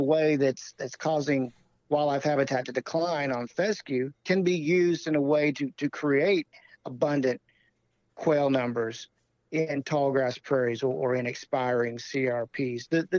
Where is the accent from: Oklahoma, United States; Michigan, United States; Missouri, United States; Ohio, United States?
Missouri, United States; where I grew up hunting in Southwest Missouri.